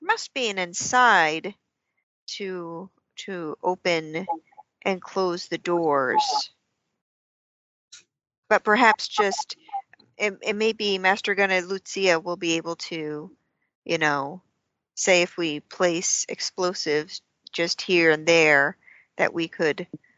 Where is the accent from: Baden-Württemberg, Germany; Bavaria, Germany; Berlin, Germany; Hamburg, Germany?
Bavaria, Germany; Well, I am originally from Bavaria.